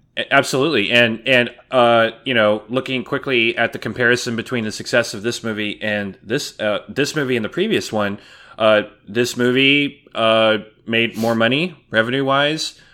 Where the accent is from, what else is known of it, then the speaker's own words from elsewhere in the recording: California, United States; moved away; also born or lived in San Antonio; where I grew up in California, there were no Dairy Queens